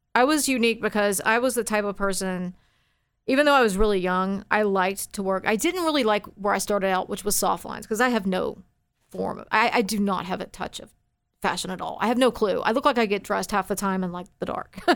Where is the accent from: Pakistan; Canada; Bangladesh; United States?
United States; Forney, Texas; also born or lived in Dallas, Texas; I grew up in Forney